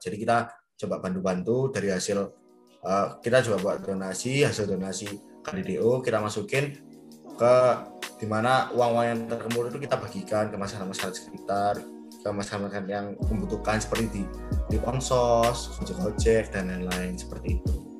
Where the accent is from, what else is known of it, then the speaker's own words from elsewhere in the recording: Surabaya, East Java, Indonesia; aku ya sebagai anak Surabaya